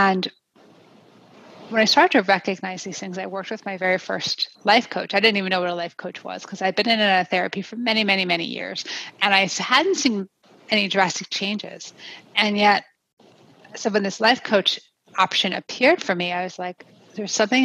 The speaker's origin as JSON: {"language": "English", "region": "New Jersey", "country": "United States", "tie": "born or raised there", "also_born_or_lived": "Pennsylvania", "moved": "as an adult", "lives_now": "Colorado, United States", "said": "I'm a native of the East Coast of New Jersey"}